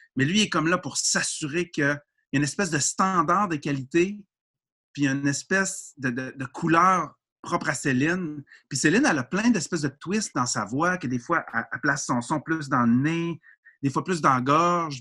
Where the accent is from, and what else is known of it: Quebec, Canada